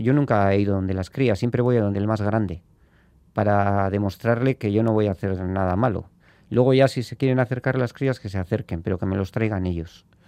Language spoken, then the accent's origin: Spanish; Spain; somos de Ibar